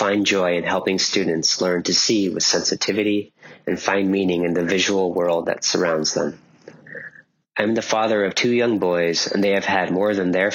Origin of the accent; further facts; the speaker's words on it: California, United States; also born or lived in Manhattan, New York / Jackson Heights, Queens, New York; now in Queens, New York, United States; my hometown in California